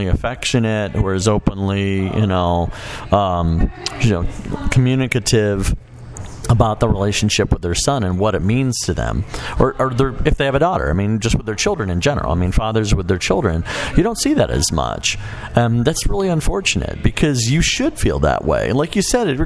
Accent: Chicago, Illinois, United States; Where I grew up in Chicago

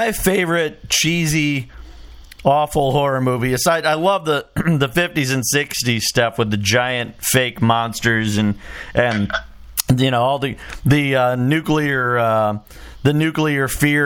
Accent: Chicago, Illinois, United States; when I was a little kid, I grew up in Chicago

